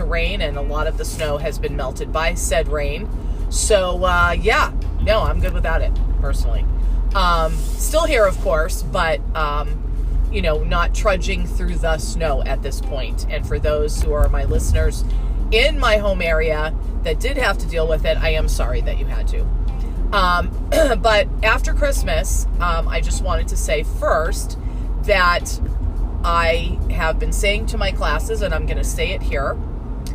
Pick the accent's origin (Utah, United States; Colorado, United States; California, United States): California, United States; Southern; also born or lived in Montana; now in New England, United States; I grew up in Southern California with a short stint in the prison that I like to call Montana